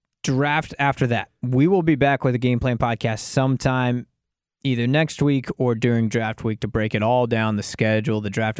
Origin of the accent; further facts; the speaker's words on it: Portland, Oregon, United States; I'm from Portland.